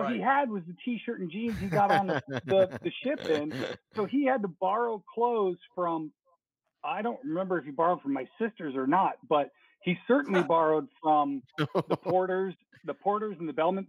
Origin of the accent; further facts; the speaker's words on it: Minnesota, United States; born there; And I was born in Minnesota, and all my siblings were born in Minnesota, come to think of it. So we're all Minnesota people, but we moved to Florida.